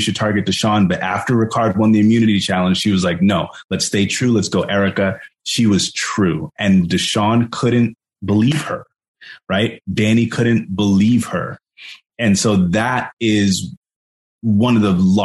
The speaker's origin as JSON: {"language": "English", "town": "Jersey City", "region": "New Jersey", "country": "United States", "tie": "born or raised there", "said": "I grew up in Jersey City"}